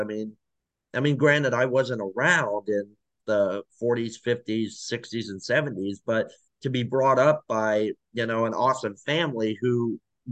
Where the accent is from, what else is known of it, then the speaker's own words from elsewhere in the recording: Hershey, Pennsylvania, United States; also born or lived in South Korea; now in Florida, United States; I grew up in the Hershey, Pennsylvania area